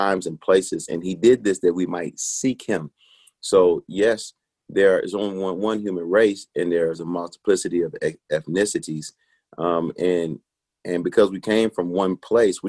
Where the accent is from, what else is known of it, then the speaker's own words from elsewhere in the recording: Detroit, Michigan, United States; now in Nashville, United States; I'm from Detroit, Michigan, a place I love